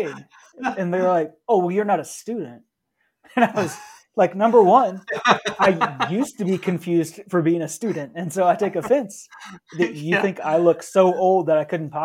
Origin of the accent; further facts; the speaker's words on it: the Bible Belt, United States; growing up in the Bible Belt